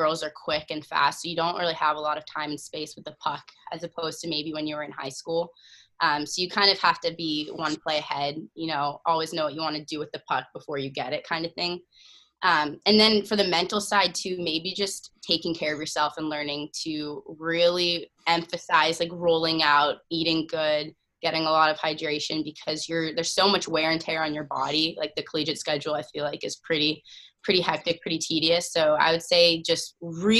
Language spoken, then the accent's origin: English; Sherwood Park, Alberta, Canada; now in Cambridge, United States; Some friends at Union that I grew up in Sherwood Park with, Emma Hebert